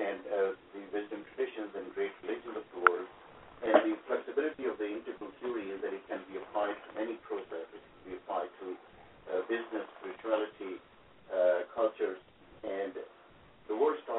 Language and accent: English; Pakistan; English is a second language; moved away; I was born in Pakistan, and I grew up in a household which was mildly religious